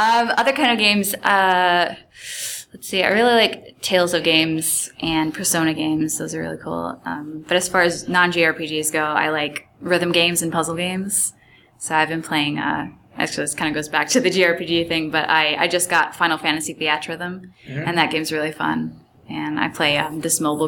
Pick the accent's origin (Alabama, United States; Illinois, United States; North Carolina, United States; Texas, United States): Illinois, United States; Chicago; moved away as an adult; now in Los Angeles, United States; I'm originally from Chicago, so I had just moved to LA about 3 or 4 years ago